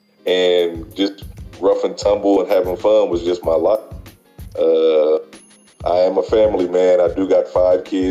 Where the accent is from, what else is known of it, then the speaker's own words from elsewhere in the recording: Columbus, Ohio, United States; moved away; I'm from Columbus, Ohio